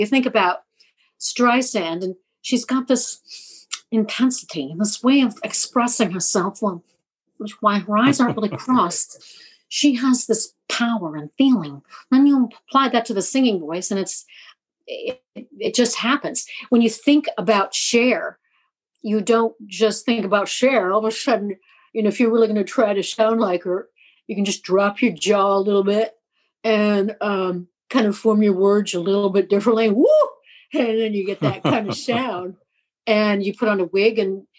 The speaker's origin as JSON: {"language": "English", "region": "California", "country": "United States", "also_born_or_lived": "Colombia / Costa Rica", "said": "I mean, I'm from California, but I was born in South America, in Colombia, and then lived in Costa Rica."}